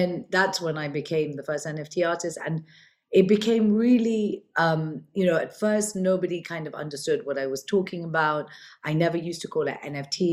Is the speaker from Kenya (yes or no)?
yes; Kenya; also born or lived in London, United Kingdom / Switzerland; now in Dubai, United Arab Emirates; I'm originally born and brought up in Kenya. I'm of Indian origin